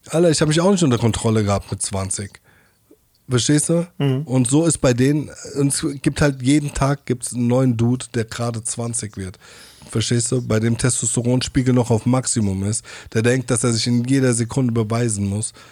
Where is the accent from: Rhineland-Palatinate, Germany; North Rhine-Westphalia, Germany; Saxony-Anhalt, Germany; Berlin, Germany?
Rhineland-Palatinate, Germany; Mainz; Weil ich komme ja aus Mainz-Hechtsheim, ne?